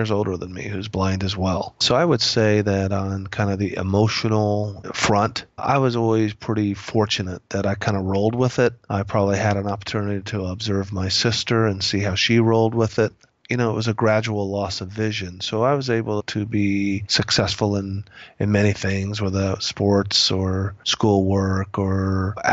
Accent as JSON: {"language": "English", "town": "Indianapolis", "region": "Indiana", "country": "United States", "tie": "born or raised there", "also_born_or_lived": "Phoenix, Arizona", "moved": "yes", "said": "I'm from Indiana, grew up in Indianapolis"}